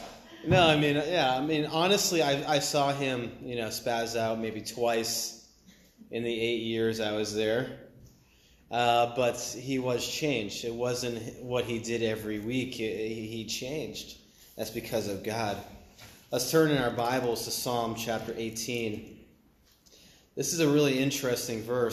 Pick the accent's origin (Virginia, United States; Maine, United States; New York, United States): Maine, United States; I'm from Maine, and I was homeschooled